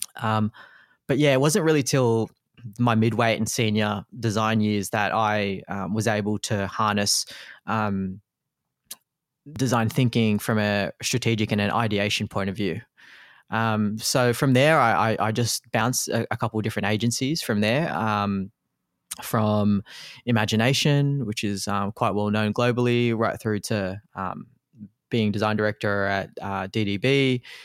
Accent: Australia; also born or lived in Philippines; my background being a Filipino immigrant coming to Australia, um, when I was only one years old

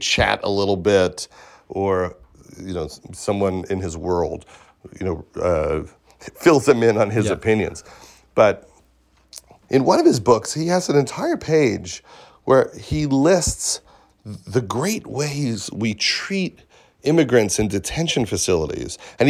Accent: Syosset, New York, United States; I'm from Syosset, yeah.

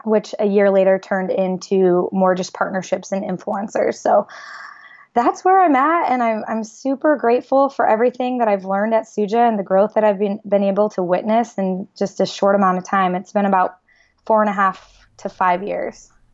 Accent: Iowa, United States; moved away as an adult; also born or lived in San Diego; I grew up in Iowa, and I went to the University of Iowa.

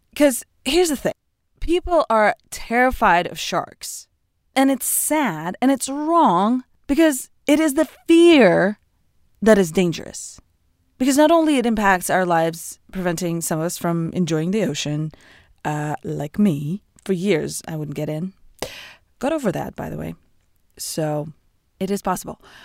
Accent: Moscow, Russia; now in United States; I lived, I grew up in Russia

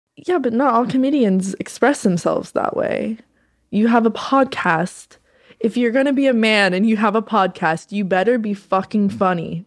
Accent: North Carolina, United States; moved away; I'm from North Carolina.

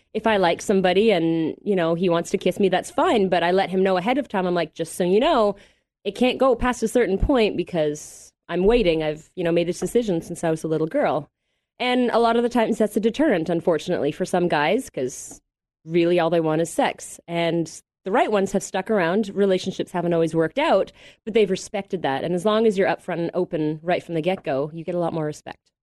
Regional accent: Mississauga, Ontario, Canada; I'm from Toronto originally, Mississauga more specifically

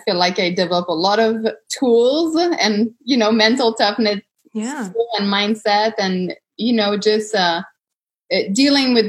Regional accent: Canada; I'm Canadian

